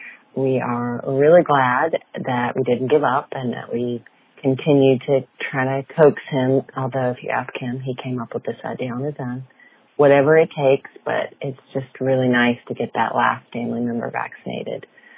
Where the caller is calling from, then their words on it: Raleigh, North Carolina, United States; I'm calling from Raleigh, North Carolina